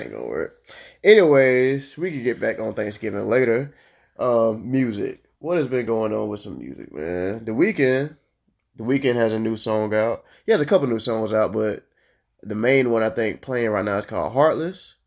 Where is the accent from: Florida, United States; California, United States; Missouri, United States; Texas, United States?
Florida, United States; I'm from Florida